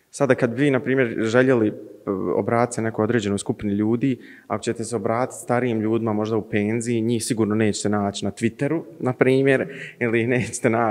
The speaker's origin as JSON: {"language": "Croatian", "town": "Zenica", "region": "Federation of Bosnia and Herzegovina", "country": "Bosnia & Herzegovina", "said": "imam 20 godina, dolazim iz Zenice."}